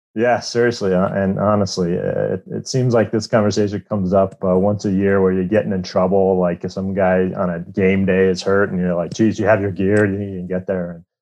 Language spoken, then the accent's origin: English; Iowa, United States; I grew up in Iowa